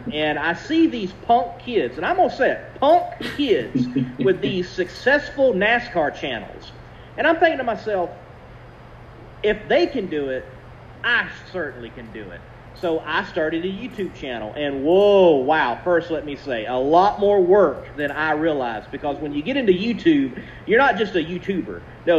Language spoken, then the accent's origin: English; South Carolina, United States; also born or lived in Georgia / Texas; now in Roxboro, United States; I was born in Georgia, mostly have lived in South Carolina, but I've also spent some time in Texas, so I got the main southern states covered. Now I'm in Roxboro